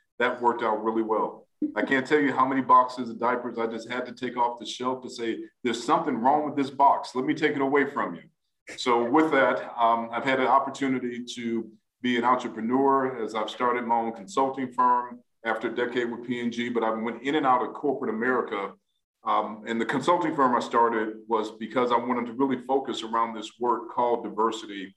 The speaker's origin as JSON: {"language": "English", "town": "Shaker Heights", "region": "Ohio", "country": "United States", "tie": "born or raised there", "said": "I grew up in a suburb of Cleveland called Shaker Heights"}